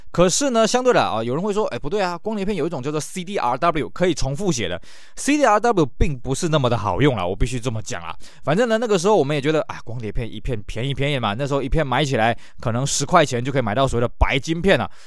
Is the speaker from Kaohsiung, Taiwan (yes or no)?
no; Tainan, Taiwan; 这都是我们台南人以前喜欢去逛的一件小店